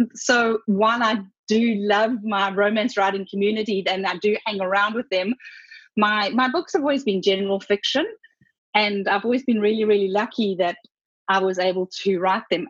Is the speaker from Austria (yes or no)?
no; Zimbabwe; I was born in Zimbabwe and did extensive travel there